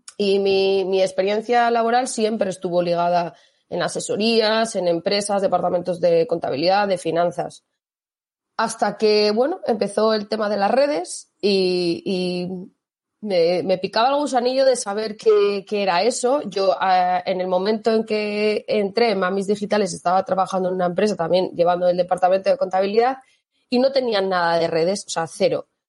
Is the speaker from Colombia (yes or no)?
no; Mondragón, Basque Country, Spain; moved away as an adult; now in Salamanca, Spain; yo soy del País Vasco, yo soy de Mondragón